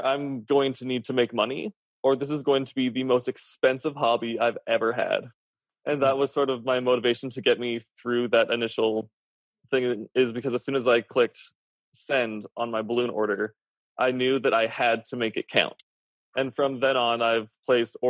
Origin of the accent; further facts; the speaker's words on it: Canada; I'm Canadian